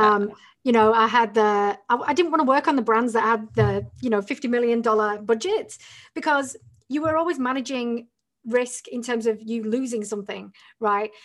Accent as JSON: {"language": "English", "region": "the north of England", "country": "United Kingdom", "moved": "as an adult", "said": "I'm from England originally"}